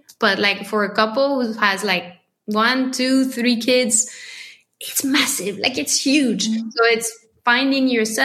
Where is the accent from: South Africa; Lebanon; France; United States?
France; accent: French; English is a second language; my French accent